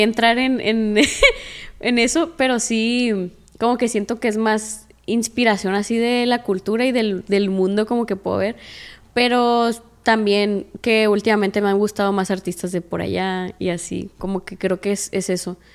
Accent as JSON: {"language": "Spanish", "town": "Culiacán", "region": "Sinaloa", "country": "Mexico", "tie": "born or raised there"}